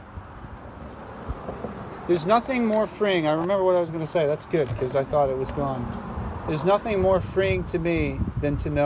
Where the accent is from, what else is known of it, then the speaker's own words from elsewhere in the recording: Philadelphia, Pennsylvania, United States; I'm from Philadelphia